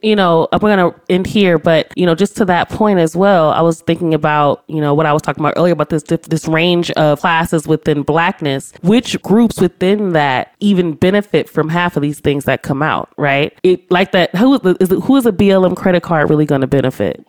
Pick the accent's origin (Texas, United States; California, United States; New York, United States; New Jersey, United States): California, United States; Los Angeles; I grew up in South Central my entire life